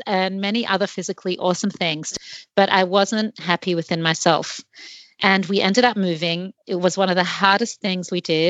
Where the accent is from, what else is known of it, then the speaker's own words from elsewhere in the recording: Australia; moved away as an adult; By that age, I had already had the experience of living in a few different places. I'm from Australia. I guess you can hear from my accent.